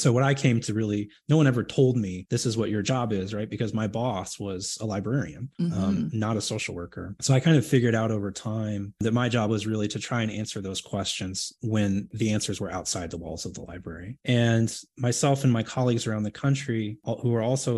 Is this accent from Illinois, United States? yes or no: no; Houston, Texas, United States; I grew up in Houston, Texas